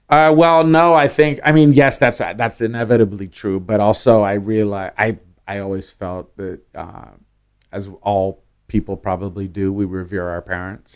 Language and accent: English; Oakland, California, United States; also born or lived in San Francisco / Berkeley; I'm a Bay Area kid. I, I was raised in Berkeley and Oakland